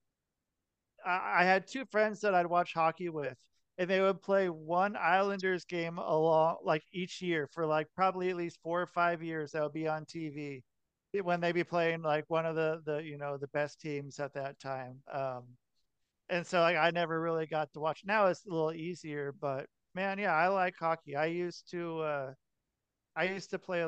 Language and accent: English; Portland, Oregon, United States; I'm from Portland, Oregon